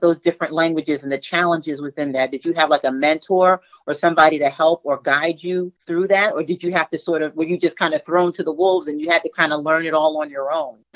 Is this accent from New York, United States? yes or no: yes; New York, United States; I'm from Brooklyn, the other borough in New York